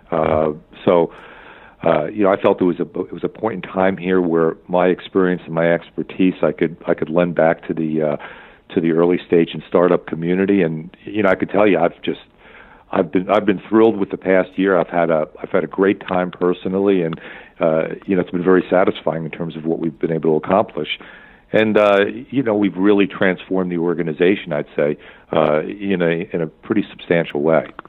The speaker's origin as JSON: {"language": "English", "region": "East Coast", "country": "United States", "also_born_or_lived": "Minneapolis", "moved": "yes", "lives_now": "Orange County, United States", "said": "I'm from the East Coast"}